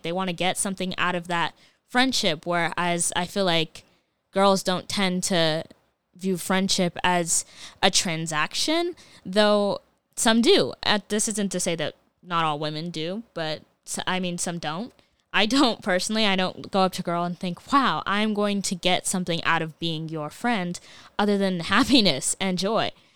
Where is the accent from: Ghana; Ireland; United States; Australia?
Ghana; as a Ghanaian